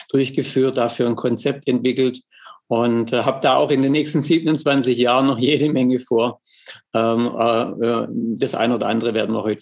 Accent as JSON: {"language": "German", "town": "Schwäbisch Hall", "region": "Baden-Württemberg", "country": "Germany", "accent": "Swabian", "said": "komme ja aus Schwäbisch Hall, wie man wahrscheinlich unterschwellig meinem äh, Dialekt entnehmen kann, komme ich nicht aus Hamburg."}